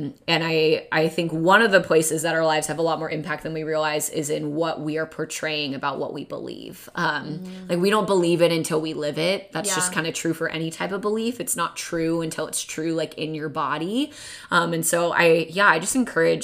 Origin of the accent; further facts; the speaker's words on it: the Northwest, Pacific Northwest, United States; now in Southern California, United States; I'm from the Northwest originally